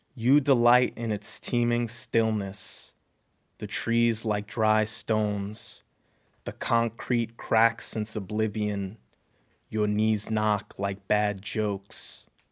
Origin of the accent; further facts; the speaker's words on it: New York, United States; now in Seattle, United States; I grew up in New York